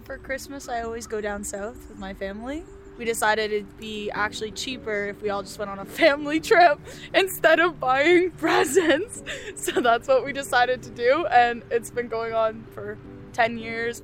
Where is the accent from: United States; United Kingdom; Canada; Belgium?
Canada; Ontario; moved away; I'm from Ontario originally.